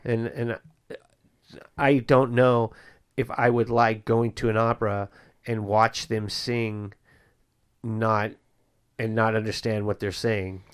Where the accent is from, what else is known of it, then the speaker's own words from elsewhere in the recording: Bay Area, California, United States; I grew up in the Bay Area